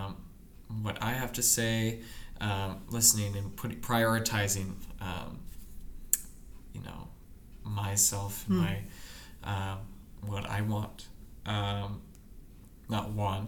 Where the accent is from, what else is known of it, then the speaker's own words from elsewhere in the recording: Seattle, Washington, United States; moved away as an adult; also born or lived in Spokane, Washington; now in Detroit, United States; I'm from Seattle